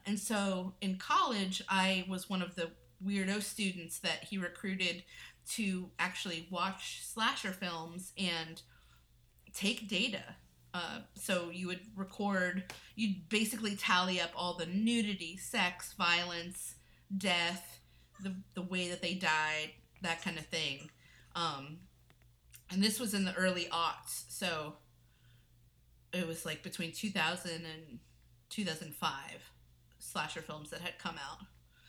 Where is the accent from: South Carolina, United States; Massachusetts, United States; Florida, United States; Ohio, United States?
Florida, United States; Well, first of all, I grew up in Florida. I was in a single parent household